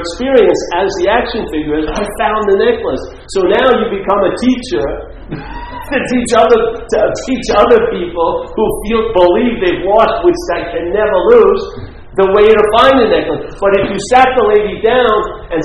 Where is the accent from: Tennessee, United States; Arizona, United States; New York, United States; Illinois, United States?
New York, United States; New York City; where I grew up, near where I grew up, Franklin Square in Queens